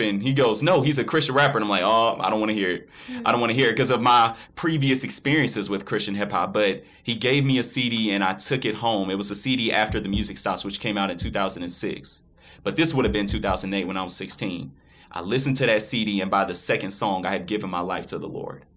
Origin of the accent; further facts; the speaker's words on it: Florence, Alabama, United States; I was born and raised in Florence, Alabama.